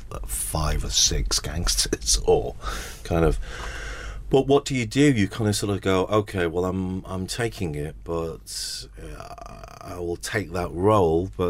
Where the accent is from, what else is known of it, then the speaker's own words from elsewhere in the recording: Salford, North West England, United Kingdom; everyone can obviously hear I'm from Salford.